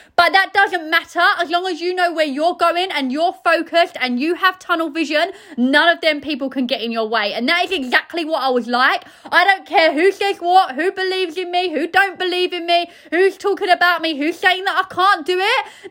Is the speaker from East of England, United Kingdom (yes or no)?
yes; Essex, East of England, United Kingdom; I'm from Essex